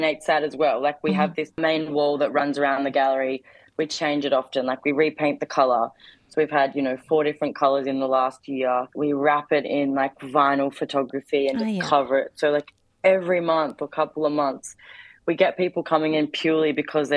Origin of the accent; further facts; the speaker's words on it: Darwin, Northern Territory, Australia; I'm born and raised in Darwin